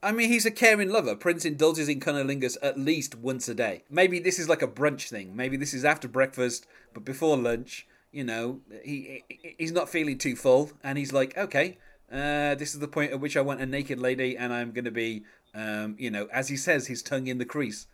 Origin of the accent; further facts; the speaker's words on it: England, United Kingdom; I'm English